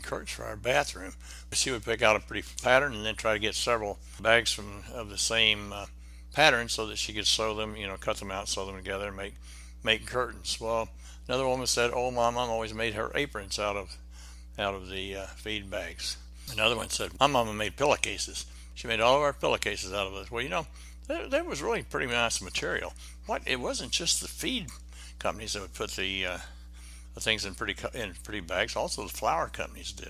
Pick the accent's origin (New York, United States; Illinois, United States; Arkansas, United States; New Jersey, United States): Arkansas, United States; Benton; moved away; I went back to my hometown, Benton, Arkansas